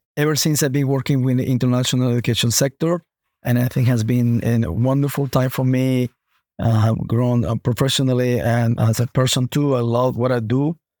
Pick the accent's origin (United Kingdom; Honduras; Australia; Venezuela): Honduras; moved away as an adult; also born or lived in United States / Toronto, Canada; now in Canada; I was, um, born in Honduras, Latin America